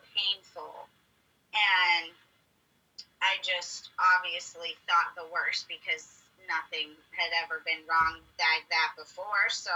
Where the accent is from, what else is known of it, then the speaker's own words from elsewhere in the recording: Pittsburgh, Pennsylvania, United States; now in San Diego, United States; I am originally from Pittsburgh, Pennsylvania, but I am lucky enough to call San Diego, California my home now